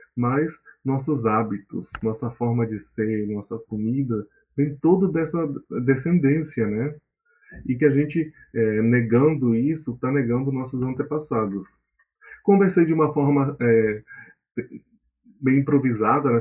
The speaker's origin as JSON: {"language": "Portuguese", "region": "Amazon", "country": "Brazil", "also_born_or_lived": "Rondônia", "moved": "as an adult", "lives_now": "São Paulo, Brazil", "said": "eu sou amazônida, que é um termo que a gente usa na Amazônia para reafirmar nossa identidade"}